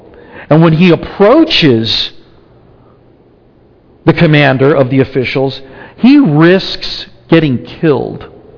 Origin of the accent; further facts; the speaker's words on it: Argentina; now in United States; When we came from Argentina, we pretty much assimilated. I mean, I could still speak Spanish, but it was not what we spoke at home, really.